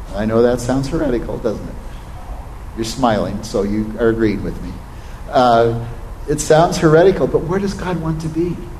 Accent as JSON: {"language": "English", "region": "Oregon", "country": "United States", "tie": "born or raised there", "said": "I was raised in Oregon on a cattle ranch"}